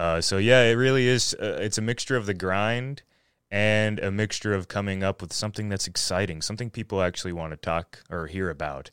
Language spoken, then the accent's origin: English; Floyd, Virginia, United States; also born or lived in Radford, Virginia / Roanoke, Virginia; I was born in Radford, so, and, and then lived in Floyd my, pretty much my whole life